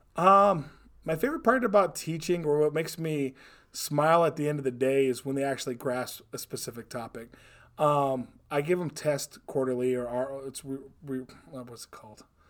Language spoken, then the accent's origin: English; Hawaii, United States; moved away as an adult; I was born and raised in Hawaii